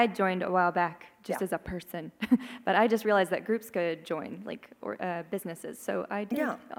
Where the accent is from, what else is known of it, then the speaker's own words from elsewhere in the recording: Nashville, Tennessee, United States; also born or lived in Pacific Northwest; now in Oregon, United States; I'm from Nashville.